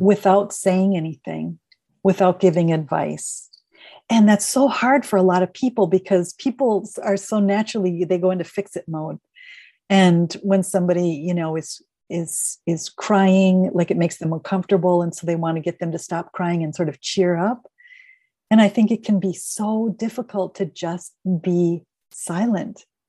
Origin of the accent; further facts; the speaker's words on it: Minneapolis, Minnesota, United States; moved away as an adult; also born or lived in Northern California / Eugene, Oregon; now in Portland, United States; I'm originally from Minneapolis